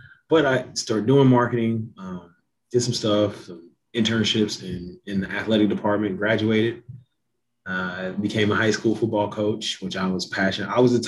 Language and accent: English; Missouri City, Texas, United States; I'm from Missouri City, Texas, which is right outside of Houston. Most city, as most people know it.